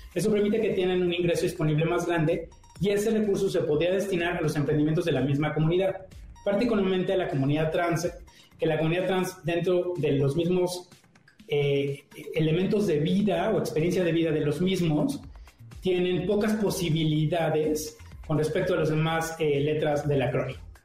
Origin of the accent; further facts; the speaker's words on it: Morelia, Michoacán, Mexico; moved away as an adult; now in Mexico City, Mexico; vengo de Morelia llegué a la Ciudad de México hace unos años